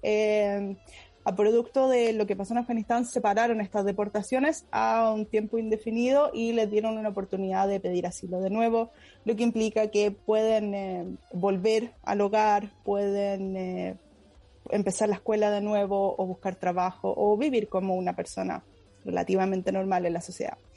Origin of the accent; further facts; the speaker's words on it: San Antonio, Valparaíso, Chile; now in Sweden; yo soy de San Antonio